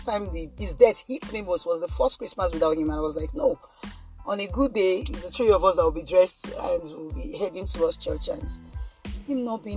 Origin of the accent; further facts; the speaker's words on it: Lagos, Nigeria; we grew up somewhere in Ajegunle